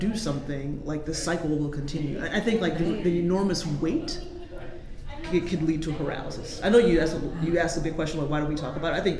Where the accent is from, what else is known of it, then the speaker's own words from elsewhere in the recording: the South, United States; I'm from the South